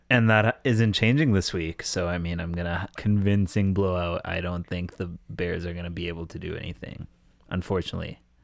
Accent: Canada; I'm born and raised in Canada

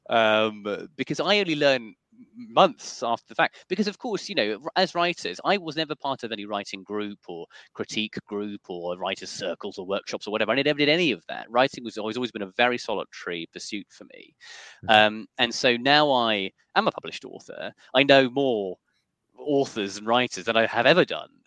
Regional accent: Yorkshire and the Humber, United Kingdom; I was born in North Yorkshire in 1989.

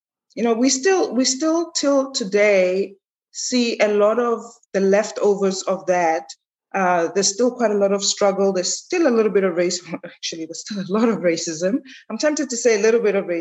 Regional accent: Johannesburg, Gauteng, South Africa; moved away as an adult; also born or lived in New York; now in Dubai, United Arab Emirates; I was born and raised in South Africa

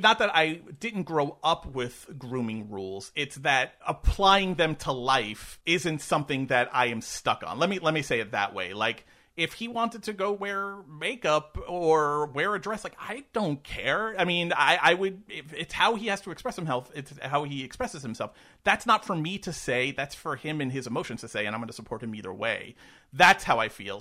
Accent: New York, United States; I grew up in New York

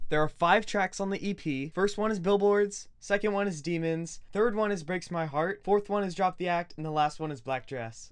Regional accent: California, United States; also born or lived in Florida; We're from California. We've been here for 10 years, but we were born in Florida.

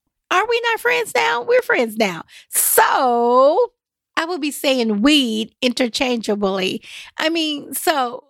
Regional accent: the Bible Belt, United States; now in Nashville, United States; Y'all, I'm from the Bible Belt. I'm here in Nashville, Tennessee, but this is where we're at.

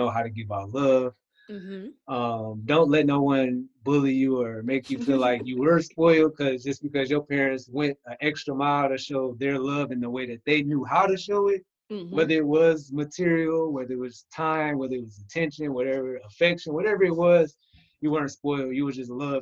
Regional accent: Michigan, United States; moved away as an adult; now in Georgia, United States; I'm originally from Michigan

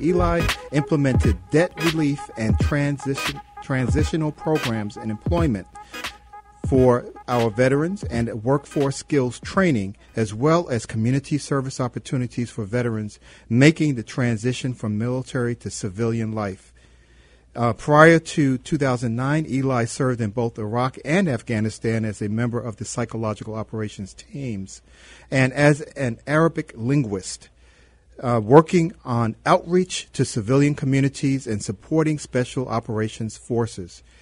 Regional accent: Chicago, Illinois, United States; Where are you from? And I said, "Chicago."

